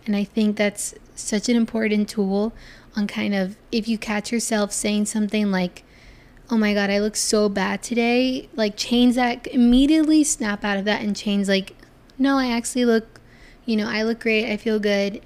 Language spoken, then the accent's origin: English; Florida, United States; I'm from Florida